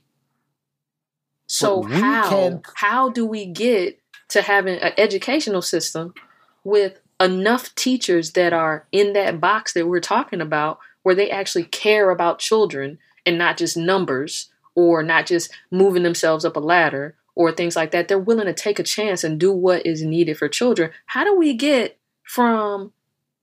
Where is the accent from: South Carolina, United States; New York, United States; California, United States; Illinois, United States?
South Carolina, United States; Florence; now in Maryland, United States; I'm from Florence, South Carolina